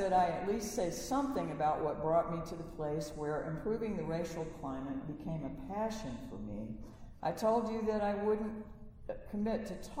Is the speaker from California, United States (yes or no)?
no; Wisconsin, United States; moved away as an adult; also born or lived in Shreveport, Louisiana; I grew up in Wisconsin and lived in communities ranging from a village of 100 people to a city of 40,000.